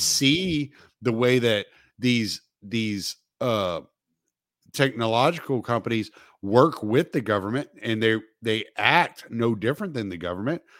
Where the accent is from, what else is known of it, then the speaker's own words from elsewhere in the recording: the South, United States; I'm from the South, so we pronounce the L.